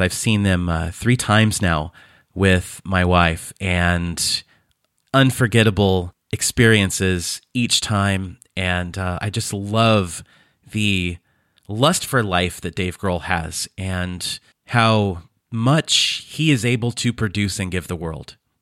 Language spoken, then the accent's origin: English; Fresno, California, United States; moved away as an adult; now in Croatia; I was born and raised in Fresno, California.